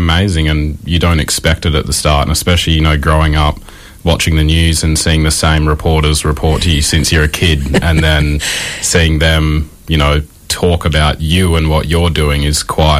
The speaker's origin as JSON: {"language": "English", "town": "Albany", "region": "Western Australia", "country": "Australia", "tie": "born or raised there", "said": "I grew up in Albany, just south of Perth"}